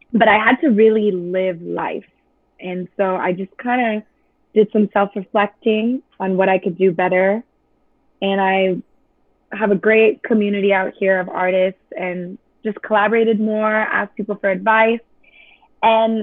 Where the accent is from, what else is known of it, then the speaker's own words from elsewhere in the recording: Chula Vista, California, United States; I'm from San Diego. Okay. Chula Vista, to be exact. And my manager came up with the idea to put CDs at my high school